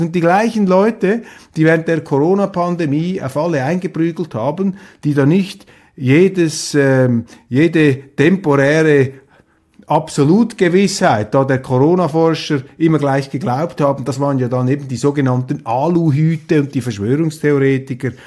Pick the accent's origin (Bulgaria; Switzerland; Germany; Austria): Switzerland; als Schweizer